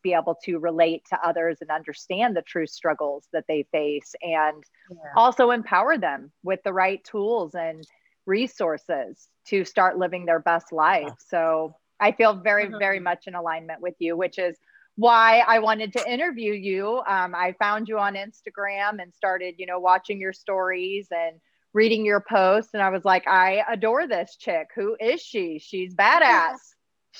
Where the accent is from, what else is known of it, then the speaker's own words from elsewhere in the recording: Midwest, United States; moved away as an adult; I grew up in the Midwest. It was miserable. I hated it.